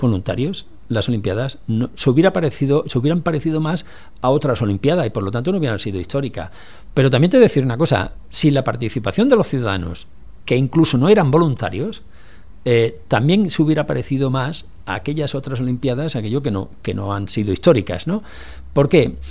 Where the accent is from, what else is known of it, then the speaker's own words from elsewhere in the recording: Barcelona, Catalonia, Spain; los que somos de Barcelona